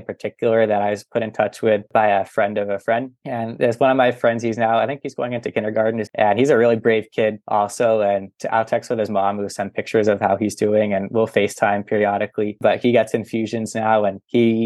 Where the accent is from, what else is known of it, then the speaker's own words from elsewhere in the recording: Boston, Massachusetts, United States; I'm from the Boston area, and there's major hospitals